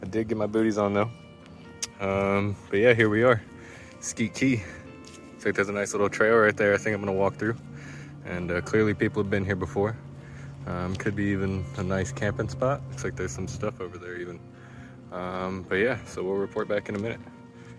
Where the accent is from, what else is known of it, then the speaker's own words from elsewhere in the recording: Florida, United States; I'm born and raised in Florida